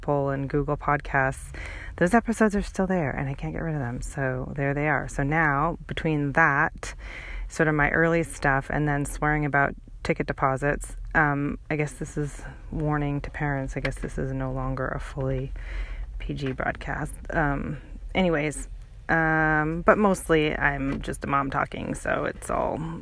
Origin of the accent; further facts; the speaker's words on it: Canada; now in Seattle, United States; I grew up in Canada and grew up around hockey.